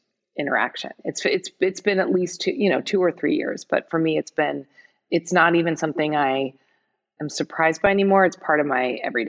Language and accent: English; San Francisco, California, United States; I'm from San Francisco, I live in San Francisco